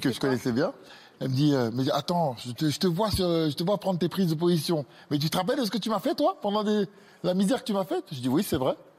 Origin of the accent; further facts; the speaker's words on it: Grigny, Île-de-France, France; J'ai grandi à Grigny-la-Grande-Borne